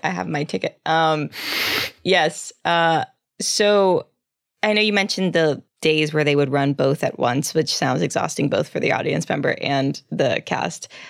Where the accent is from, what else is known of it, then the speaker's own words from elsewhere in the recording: South Texas, United States; I grew up in South Texas with a bunch of Catholic Mexicans